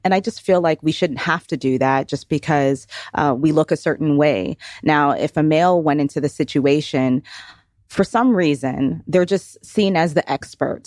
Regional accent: Toronto, Ontario, Canada; now in Georgia, United States; originally from Toronto, Ontario, moved to Georgia in nineteen ninety-nine

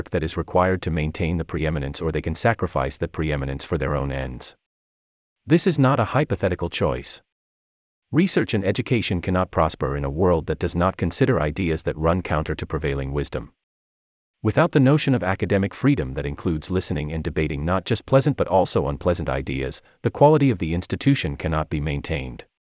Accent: South Africa; I grew up in South Africa under apartheid.

